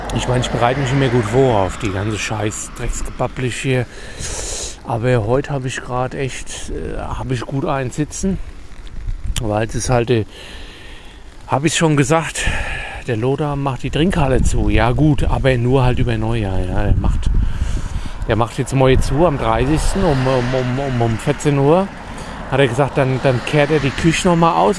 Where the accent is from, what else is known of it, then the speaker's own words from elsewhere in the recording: Germany; ich bin Deutscher.